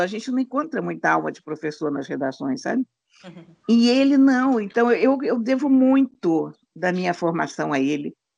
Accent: Brazil; no exterior enquanto brasileiro

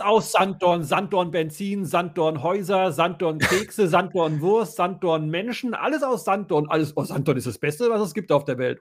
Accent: West Germany, Germany; Ich als Wessi

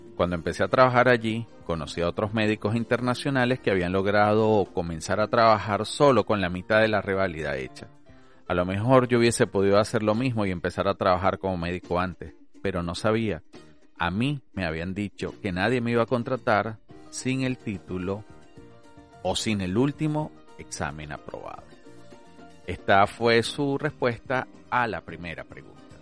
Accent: Venezuela; moved away as an adult; now in Australia; Soy médico graduado de la Universidad Central de Venezuela

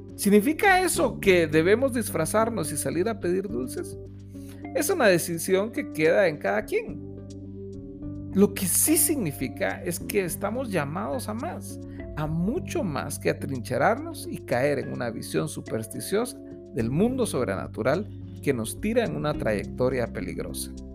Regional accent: Guatemala; Como guatemaltecos celebramos

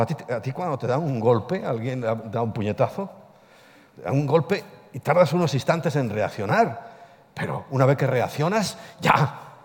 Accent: Ponferrada, Castile and León, Spain; en mi tierra, yo soy de Ponferrada

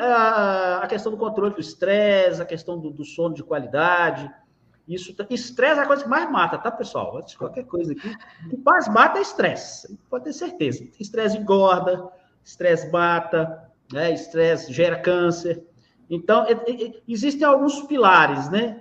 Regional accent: Minas Gerais, Brazil; Eu sou mineiro, uai! Moro em Minas Gerais, é, consegui agora voltar para minha cidade natal

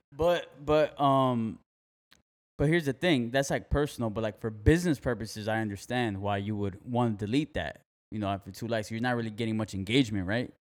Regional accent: Miami, Florida, United States; moved away as an adult; now in Fort Myers, United States; I'm from Miami, Florida. I've been living here for five years

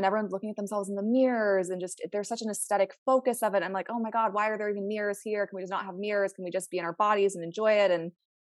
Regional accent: Maryland, United States; now in Southern California, United States; I'm from all the way. I'm on the East Coast. So I'm from Maryland.

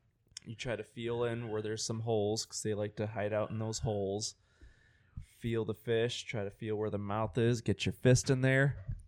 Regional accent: Detroit, Michigan, United States; moved away; I was born and raised in Detroit.

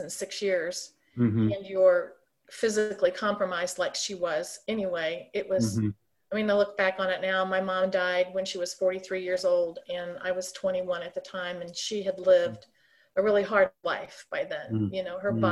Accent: St. Louis, Missouri, United States; moved away as an adult; also born or lived in Ohio; now in Kansas City, United States; We were transferred to St. Louis in the early 60s, and I grew up there.

